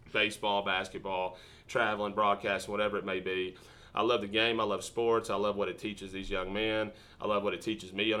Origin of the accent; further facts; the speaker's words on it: East Tennessee, United States; moved away as an adult; also born or lived in Singapore / California / Mobile, Alabama; now in Illinois, United States; I'm originally from East Tennessee